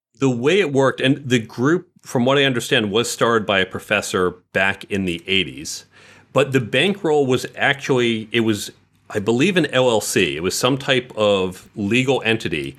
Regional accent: New York City, New York, United States; also born or lived in Westchester / New Jersey; I was born in the city itself, and I would say the suburbs of the city, usually within about an hour or so of the city, uh, for a good deal of my life

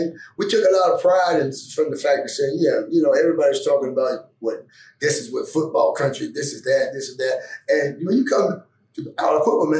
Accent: Pittsburgh, Pennsylvania, United States; And I grew up in the Pittsburgh area.

